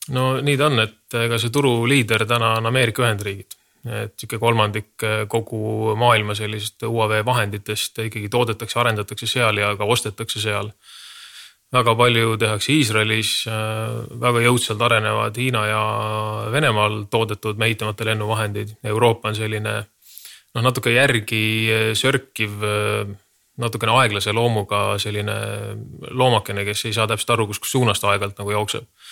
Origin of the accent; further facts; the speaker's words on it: Estonia; me oleme Eestist